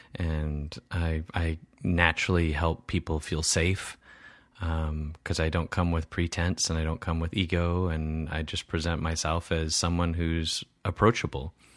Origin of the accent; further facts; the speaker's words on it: Wisconsin, United States; my Midwest values that, you know, growing up in Wisconsin